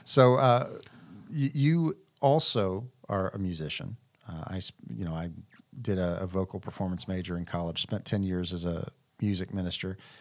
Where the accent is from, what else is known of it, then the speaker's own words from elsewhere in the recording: Bedford, Texas, United States; moved away; I grew up in Bedford, which is right in the middle.